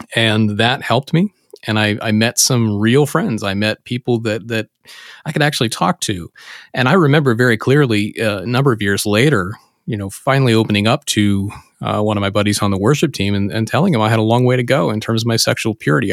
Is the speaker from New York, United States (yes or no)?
no; Pennsylvania, United States; in my home state of Pennsylvania